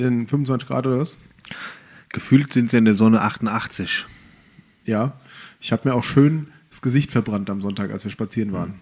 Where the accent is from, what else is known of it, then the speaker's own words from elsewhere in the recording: Rodgau, Hesse, Germany; als Jugendlicher in Rottgau